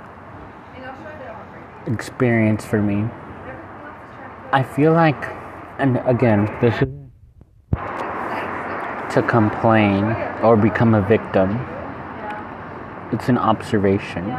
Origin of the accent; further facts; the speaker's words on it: United States; I'm American